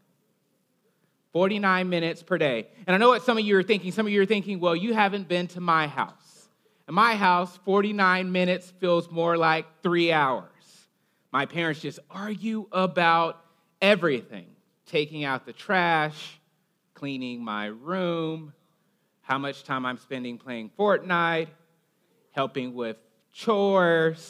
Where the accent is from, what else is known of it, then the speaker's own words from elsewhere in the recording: Alabama, United States; I'm from Alabama. Occasionally my accent comes out